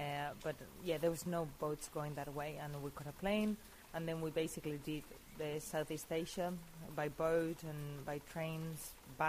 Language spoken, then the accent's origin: English; Spain; moved away as an adult; also born or lived in Australia; I'm from Spain. My husband Andrew's from Australia. We lived in Australia for 5 years, and we both decided to come to Spain to live